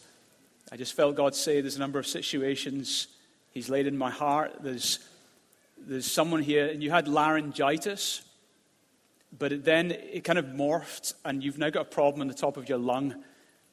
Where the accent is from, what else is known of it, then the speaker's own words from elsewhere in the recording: Glasgow, Scotland, United Kingdom; I grew up in Glasgow, and I was dragged along to church as a kid